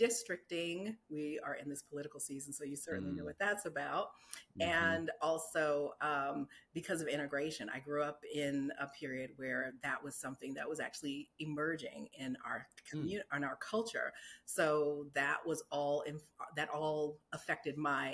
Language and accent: English; Newport News, Virginia, United States; I grew up in Newport News, Virginia, which is southeastern Virginia, Hampton Roads area.